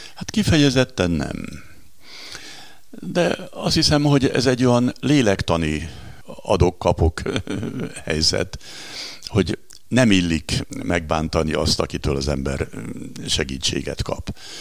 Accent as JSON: {"language": "Hungarian", "town": "Zebegény", "region": "Pest", "country": "Hungary", "tie": "born or raised there", "also_born_or_lived": "Budapest", "said": "elég izgalmas események után zebegénybe kerültünk édesanyámmal az 50-es évek elején"}